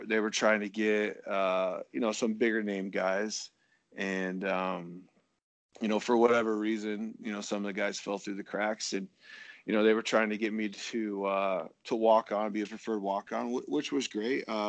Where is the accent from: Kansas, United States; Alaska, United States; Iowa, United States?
Iowa, United States; I was obviously growing up in Iowa